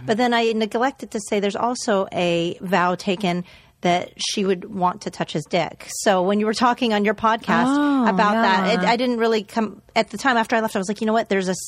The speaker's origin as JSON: {"language": "English", "country": "Canada", "said": "I'm Canadian."}